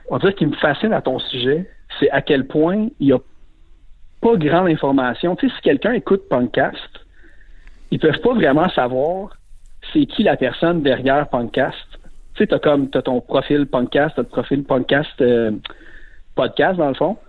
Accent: Laval, Quebec, Canada; also born or lived in Verdun, Montreal; Puis après, j'ai déménagé à Laval pendant 20 ans.

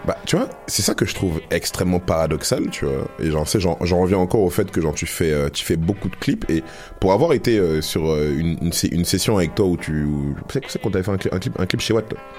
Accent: Paris, Île-de-France, France; now in Montreal, Canada; je pense qu'on vient tous de Paname ici

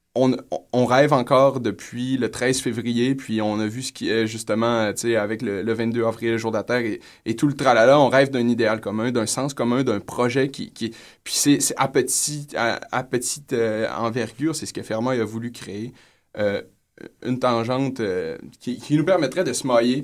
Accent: Saguenay, Quebec, Canada; je suis du Saguenay

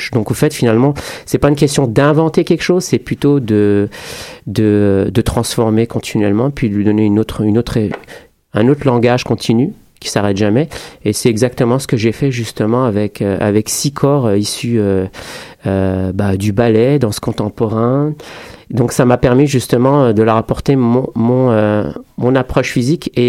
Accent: France; also born or lived in Morocco; now in Canada; je suis français-marocain, euh, je suis, j'ai immigré au Québec euh, il y a maintenant un petit moment.

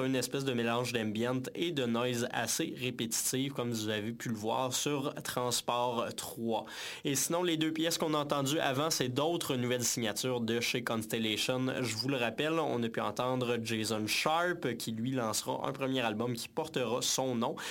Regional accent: Saint-Hyacinthe, Quebec, Canada; Mascoutin originaire de Saint-Hyacinthe, bien entendu mon patelin d'origine.

